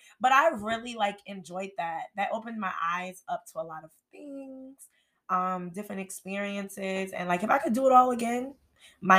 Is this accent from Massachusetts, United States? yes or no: no; New York, United States; I'm from New York